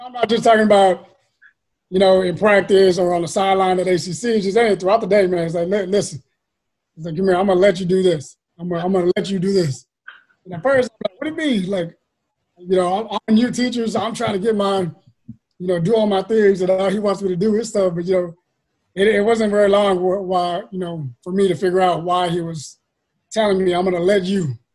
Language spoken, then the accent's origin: English; San Antonio, Texas, United States; I grew up in the West Side, man, right, uh, right next to the Casiano Courts, you know, Laredo, South Hamilton area